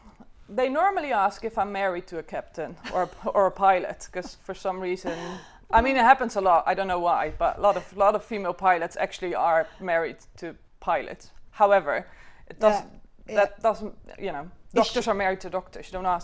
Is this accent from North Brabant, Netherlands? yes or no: no; South Holland, Netherlands; In the Netherlands, in a small village just outside Rotterdam.